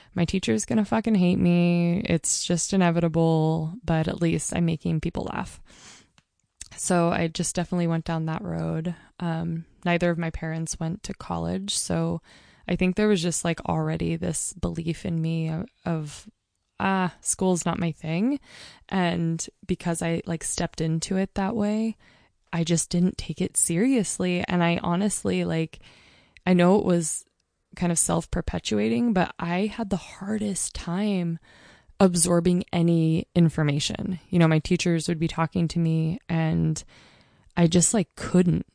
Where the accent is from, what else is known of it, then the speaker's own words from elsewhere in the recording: Mount Hood, Oregon, United States; also born or lived in Portland, Oregon; I'm growing up on Mount Hood